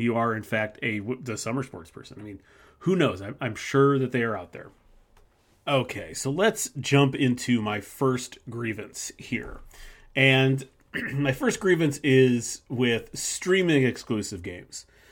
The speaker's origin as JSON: {"language": "English", "region": "Midwest", "country": "United States", "tie": "born or raised there", "said": "living in the Midwest, growing up in the Midwest"}